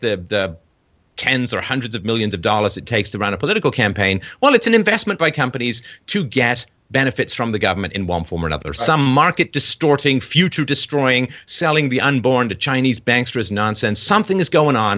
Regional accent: England, United Kingdom; moved away; growing up in England with like three channels and newspapers

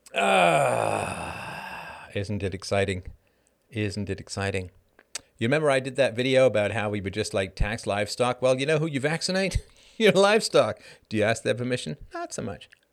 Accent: United Kingdom; now in Canada; As a British person

